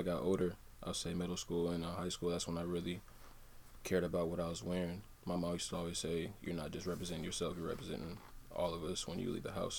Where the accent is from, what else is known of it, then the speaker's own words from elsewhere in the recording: Des Moines, Iowa, United States; also born or lived in Raymond, Mississippi / Cedar Falls, Iowa; I'm from Des Moines, Iowa